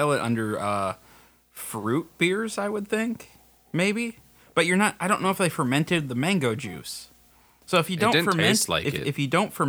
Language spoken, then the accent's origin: English; South Dakota, United States; we're from South Dakota.